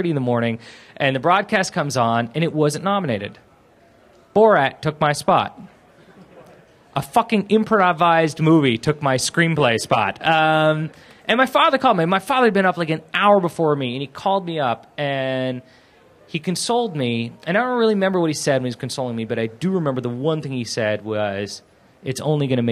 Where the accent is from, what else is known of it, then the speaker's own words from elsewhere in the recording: Beverly Hills, California, United States; I grew up in Beverly Hills